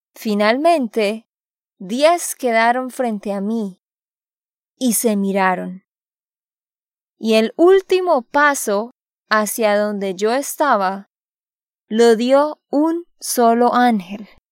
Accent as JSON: {"language": "Spanish", "region": "Santander", "country": "Colombia", "said": "de Santander, Colombia"}